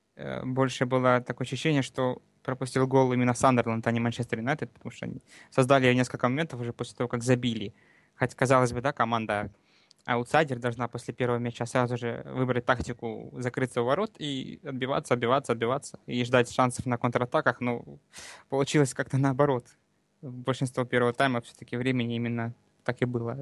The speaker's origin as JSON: {"language": "Russian", "area": "Donbas", "region": "Luhansk Oblast", "country": "Ukraine", "moved": "yes", "lives_now": "Krasnodar Krai, Russia", "said": "с Донбасса, с Луганской области. Сейчас вот э, некоторое время уже живу в Краснодарском крае."}